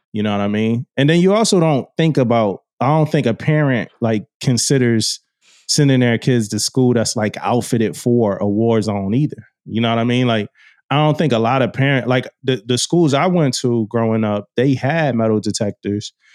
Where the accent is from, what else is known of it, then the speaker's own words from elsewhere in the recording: Philadelphia, Pennsylvania, United States; growing up in Philly, going to school in that, uh, community.